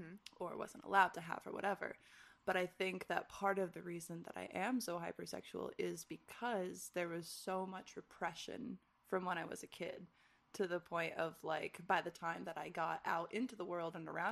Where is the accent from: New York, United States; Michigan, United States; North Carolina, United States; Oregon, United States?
Michigan, United States; moved away; growing up in Michigan